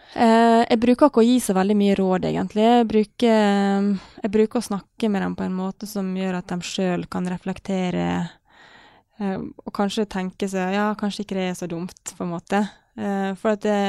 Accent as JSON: {"language": "Norwegian", "town": "Ålesund", "region": "Møre og Romsdal", "country": "Norway", "tie": "born or raised there", "said": "han pappa var alene med full jobb og fire barn hjemme i Ålesund"}